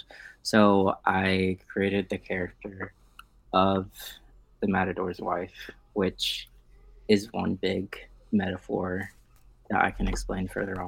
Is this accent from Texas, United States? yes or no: no; Cincinnati, Ohio, United States; also born or lived in Toledo, Ohio; I was raised in Cincinnati